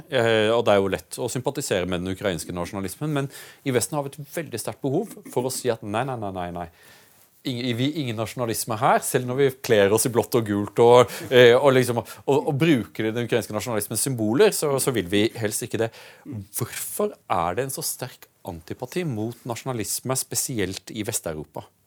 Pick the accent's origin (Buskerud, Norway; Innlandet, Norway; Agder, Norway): Agder, Norway; Audnedal; Jeg kommer jo fra, fra Aunedal, hvor, hvor faren min var legen i bygda